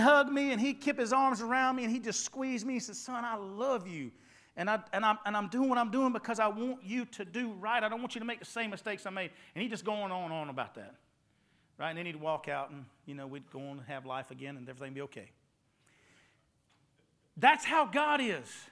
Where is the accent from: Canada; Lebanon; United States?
United States; Ware Shoals, South Carolina; also born or lived in Jacksonville, North Carolina; Grew up in Wareshoals area